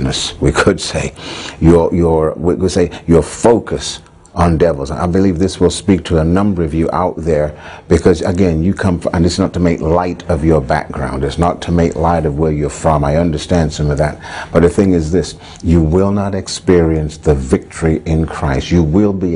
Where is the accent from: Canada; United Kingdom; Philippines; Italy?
United Kingdom; England; When I was a young boy growing up in England